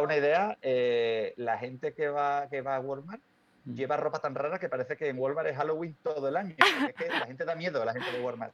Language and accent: Spanish; Spain; como español, europeo